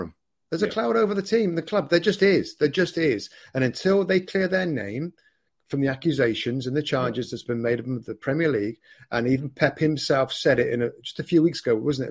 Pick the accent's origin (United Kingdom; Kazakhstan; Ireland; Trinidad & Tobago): United Kingdom; England; I'm an English guy in this pub in Italy